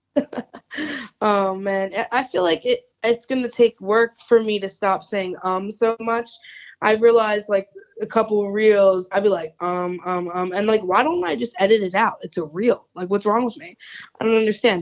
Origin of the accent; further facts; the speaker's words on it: New Jersey, United States; accent: New Jersey; also born or lived in Philadelphia area; my New Jersey accent